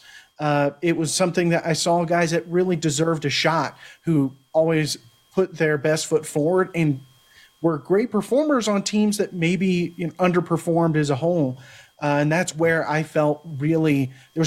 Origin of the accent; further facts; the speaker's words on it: Pflugerville, Texas, United States; I'm from the Austin area, which has plenty of Central Texas talent. I came through the same class as Samaje Perine, so there are guys who at went to Hendrickson. I went to Pflugerville